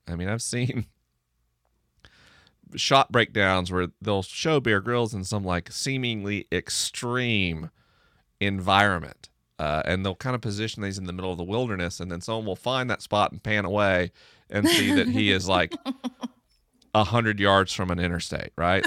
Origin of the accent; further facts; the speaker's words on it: the rural South, United States; I grew up in the rural South